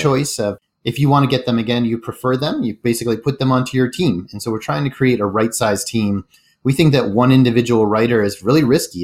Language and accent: English; Denver, Colorado, United States; moved away as an adult; also born or lived in San Francisco / Chicago / Rio de Janeiro / Santiago, Chile; I grew up in Denver, Colorado, which is where I live again